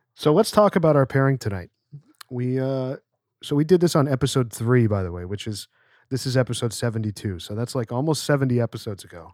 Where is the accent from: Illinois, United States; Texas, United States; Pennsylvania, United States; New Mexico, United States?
Pennsylvania, United States; I grew up in Pennsylvania